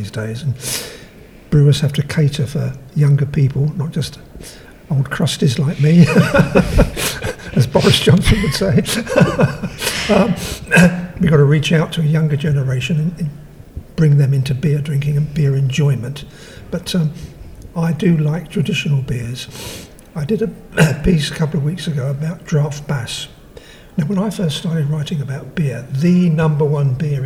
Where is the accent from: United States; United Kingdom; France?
United Kingdom; London; now in St Albans, United Kingdom; I don't live in London now. I live in St Albans in Hertfordshire, but I grew up in East London